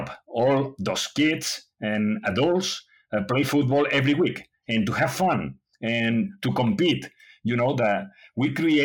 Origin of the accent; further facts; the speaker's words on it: Spain; English is a second language; also born or lived in United States; I was born in Spain, and I was there studying, and I grew up in Spain.